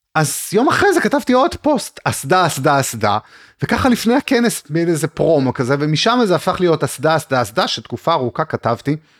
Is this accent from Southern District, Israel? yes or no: yes; Arad, Southern District, Israel; also born or lived in Beersheba; נולדתי וגדלתי בערד